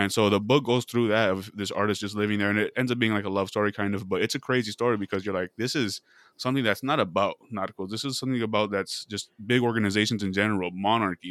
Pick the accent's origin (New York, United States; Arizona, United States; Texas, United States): Arizona, United States; Casa Grande; moved away; this was in my hometown. This was a small town